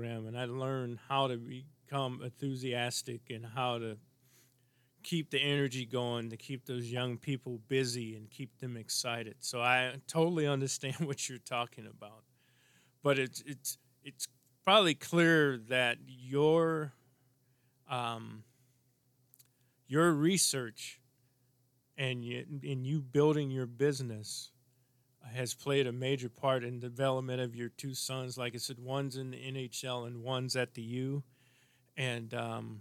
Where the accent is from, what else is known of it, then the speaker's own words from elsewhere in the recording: St. Louis, Missouri, United States; moved away as an adult; now in Minnesota, United States; as a kid growing up in St. Louis